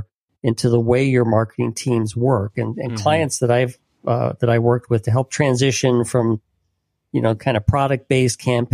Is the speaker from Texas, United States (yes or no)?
no; Illinois, United States; You know, I grew up in Illinois